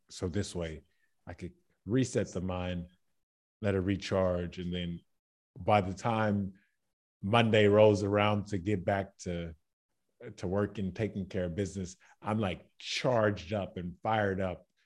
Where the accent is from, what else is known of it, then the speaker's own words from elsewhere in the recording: Baton Rouge, Louisiana, United States; moved away as an adult; now in Zagreb, Croatia; I am from Baton Rouge, Louisiana